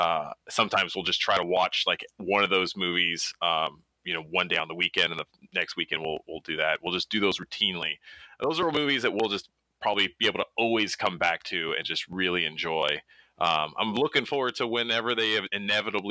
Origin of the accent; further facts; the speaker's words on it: United States; growing up in America